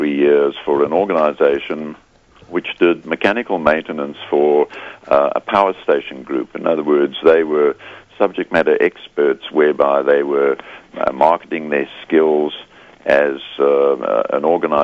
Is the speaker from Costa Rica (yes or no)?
no; South Africa; moved away as an adult; also born or lived in Scotland (parents) / United Kingdom (Hull); now in Australia; Born in South Africa to Scottish parents, but I'm now an Australian, so if my accent catches you, that's where I'm from.